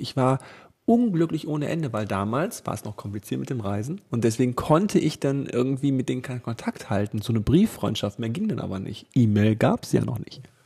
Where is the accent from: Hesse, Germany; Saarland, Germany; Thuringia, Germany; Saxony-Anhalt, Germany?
Hesse, Germany; Costa Rica ist so groß wie Hessen und das ist ja meine Heimat